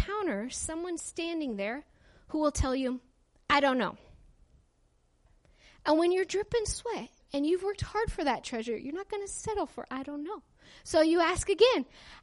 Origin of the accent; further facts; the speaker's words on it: Palmer, Alaska, United States; moved away as an adult; I'm Alaska grown. I was raised in Palmer, Alaska.